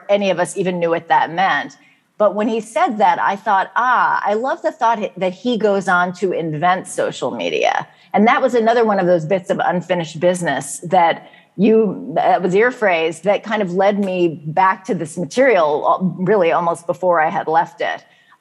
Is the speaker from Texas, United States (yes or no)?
no; San Francisco, California, United States; growing up in San Francisco in the 1970s